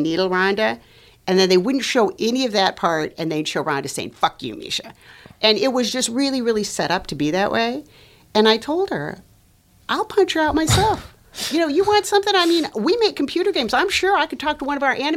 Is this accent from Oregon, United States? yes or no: no; Los Angeles, California, United States; moved away as an adult; also born or lived in North Dakota / Venezuela; I am Latina from Los Angeles.